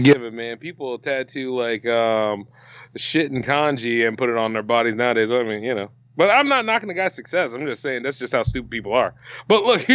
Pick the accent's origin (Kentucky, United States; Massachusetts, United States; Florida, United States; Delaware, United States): Delaware, United States; an independent creator from Delaware